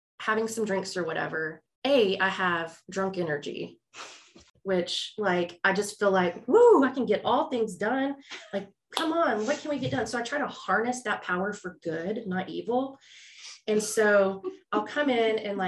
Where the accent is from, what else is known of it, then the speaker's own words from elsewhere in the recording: Houston, Texas, United States; I'm from Houston